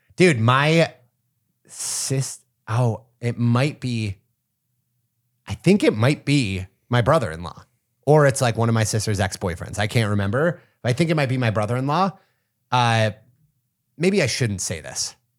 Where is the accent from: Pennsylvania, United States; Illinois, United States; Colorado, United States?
Pennsylvania, United States; near Punxsutawney; I grew up in Pennsylvania, not far from Punxsutawney